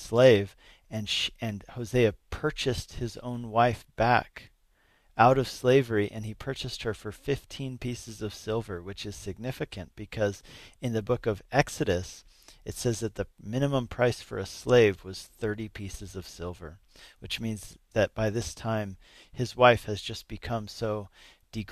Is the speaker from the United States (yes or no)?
yes; Denver, Colorado, United States; also born or lived in Napa, California / Arvada, Colorado; I grew up in the Denver area.